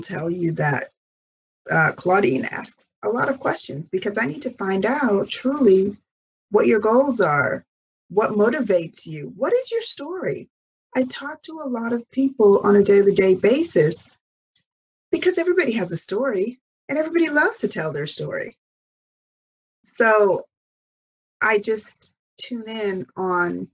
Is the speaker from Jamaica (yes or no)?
yes; Jamaica; now in United States; growing up on the British system in Jamaica